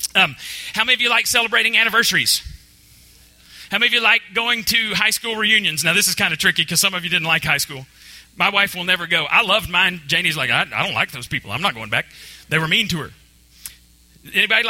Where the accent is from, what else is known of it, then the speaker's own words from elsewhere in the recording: Borger, Texas, United States; moved away; my best friend from back home, where I grew up with in Borger